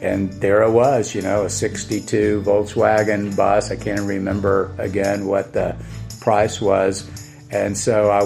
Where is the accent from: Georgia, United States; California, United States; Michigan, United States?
Georgia, United States; Atlanta; also born or lived in Athens, Georgia; spent the summer in Atlanta, where I'm from Georgia, and at my mother's place